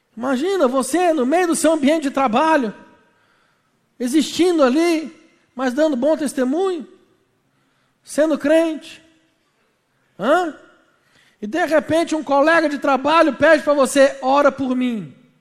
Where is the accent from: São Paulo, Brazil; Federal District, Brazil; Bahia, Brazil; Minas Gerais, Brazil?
Minas Gerais, Brazil; Belo Horizonte; Na minha terra, irmão, ir para a praia é evento. Porque nós não temos. A praia mais perto de Belo Horizonte são sete horas e meia.